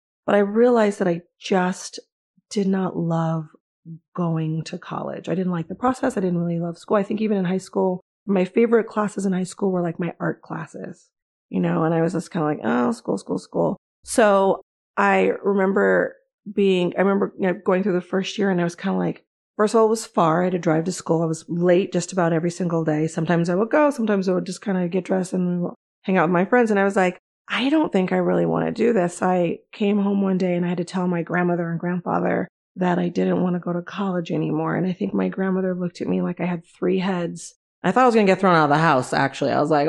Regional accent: Los Angeles, California, United States; I am a Los Angeles native. I grew up in South Central LA, what is now called South LA.

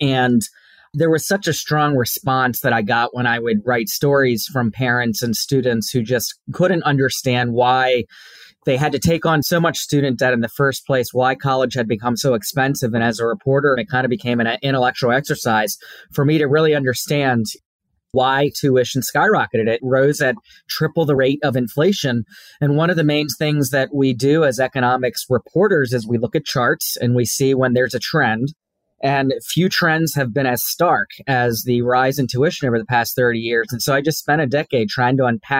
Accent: D.C., District of Columbia, United States; moved away as an adult; also born or lived in Washington, D.C.; now in London, United Kingdom; I grew up just outside of Washington, D.C.

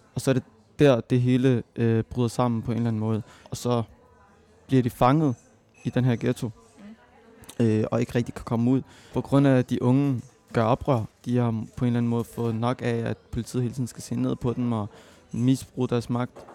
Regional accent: Copenhagen, Capital Region of Denmark, Denmark; jeg er født og opvokset i Mjølnerparken

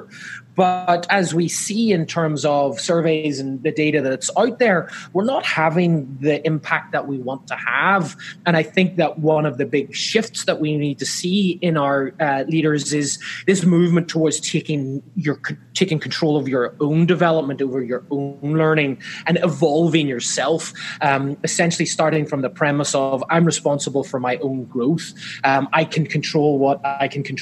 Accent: Northern Ireland, United Kingdom; moved away as an adult; now in Southern California, United States; I'm not from Southern California where I currently live. I'm actually from Ireland originally, Northern Ireland, in fact

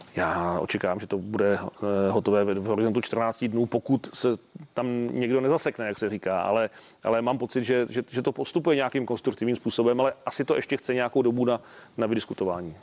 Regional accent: Mladá Boleslav, Central Bohemian Region, Czechia; já jsem z Mladé Boleslavi

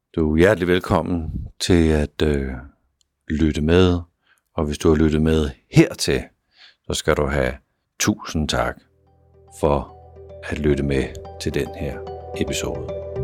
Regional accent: Denmark; vi gør det på som danskere

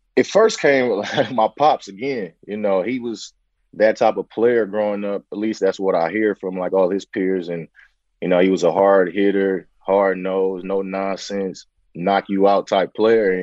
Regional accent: San Francisco, California, United States; born, raised in Bayview, Hunters Point, you know, in the heart of, you know, the Bayview district in San Francisco

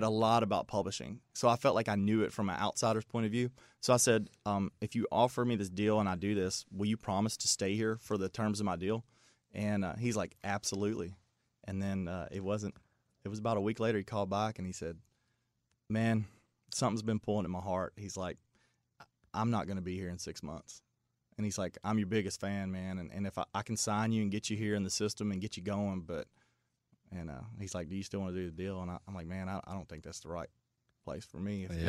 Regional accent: Bardstown, Kentucky, United States; Well, there's actually, from our hometown, there's actually a well-known songwriter

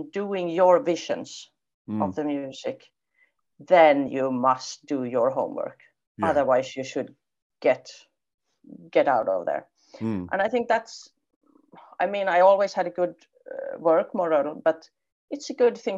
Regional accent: Finland; also born or lived in Poland; I'm a Swedish-speaking Finn

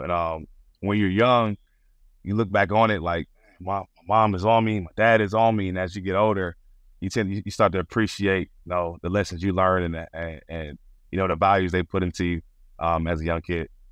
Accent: Stone Mountain, Georgia, United States; moved away as an adult; now in New York, United States; I grew up in Stone Mountain, Georgia

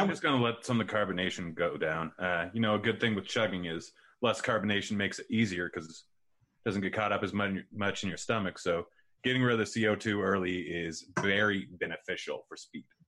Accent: Pacific Northwest, United States; I grew up saying pop my entire life, and I'm from the Pacific Northwest.

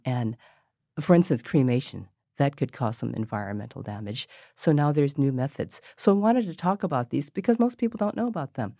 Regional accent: San Francisco, California, United States; also born or lived in Mission District, San Francisco; I grew up in North Beach

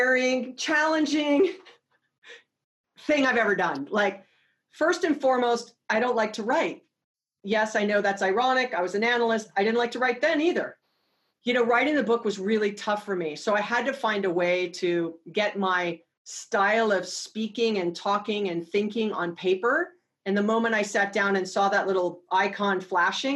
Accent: Hawaii, United States; born and raised in Hawaii

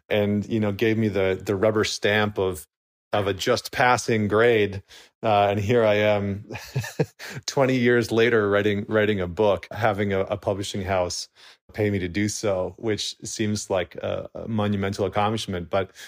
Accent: Alberta, Canada; I remember distinctly being a 17-year-old kid growing up in Northern Alberta.

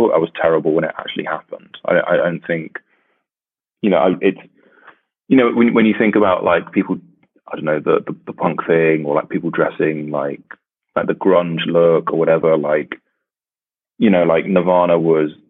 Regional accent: the south of England, United Kingdom; I grew up in England, so it never got that cold. In the south

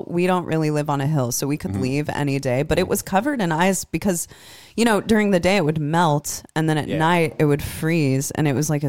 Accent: Des Moines, Iowa, United States; now in Tennessee, United States; because I'm from Des Moines

